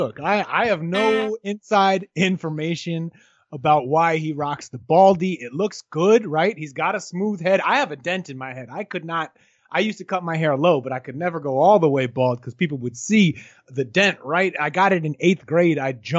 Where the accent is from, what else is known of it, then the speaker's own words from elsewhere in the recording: New England, United States; now in Michigan, United States; At least I am from New England.